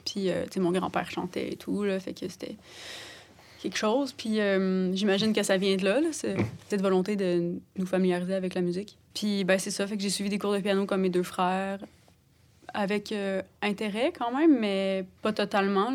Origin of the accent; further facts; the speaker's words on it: Sainte-Anne-des-Monts, Quebec, Canada; j'ai grandi à Saint-Anne-des-Monts, en Gaspésie